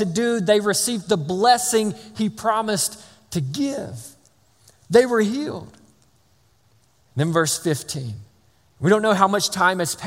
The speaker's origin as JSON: {"language": "English", "region": "Georgia", "country": "United States", "tie": "born or raised there", "said": "I'm from Georgia"}